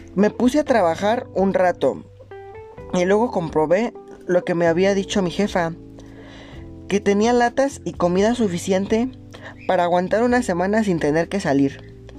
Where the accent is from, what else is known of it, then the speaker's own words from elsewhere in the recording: Monterrey, Nuevo León, Mexico; moved away as an adult; now in Mexico City, Mexico; Soy de Monterrey, pero vivo en la Ciudad de México desde hace dos años